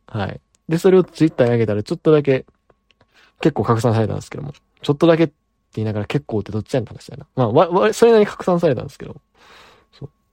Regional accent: Amagasaki, Hyogo, Japan; 僕の出身はですね、兵庫県の尼崎というですね

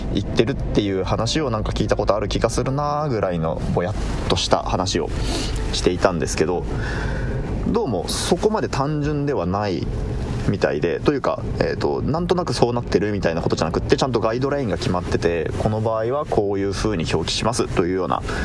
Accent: Kumamoto, Japan; ちなみに僕は熊本、出身が熊本なので

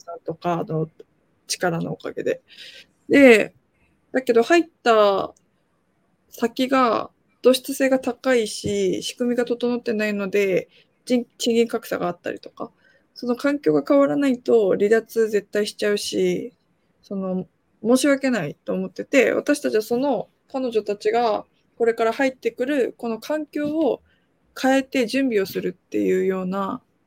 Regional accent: Japan; also born or lived in South Korea; 韓国生まれ日本育ちで3歳から日本にいまして

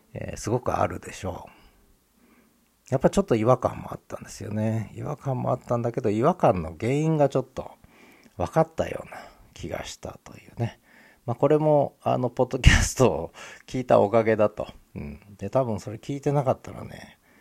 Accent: Honshu, Japan; also born or lived in Tokyo; now in Hokkaido, Japan; 私はその東京で生まれて本州で育ってそれから北海道来てる

